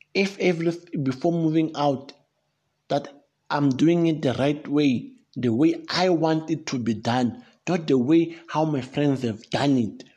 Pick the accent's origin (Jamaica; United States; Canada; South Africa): South Africa; I come from South Africa